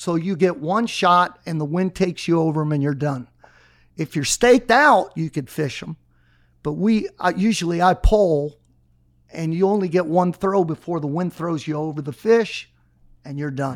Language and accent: English; Miami, Florida, United States; I was born here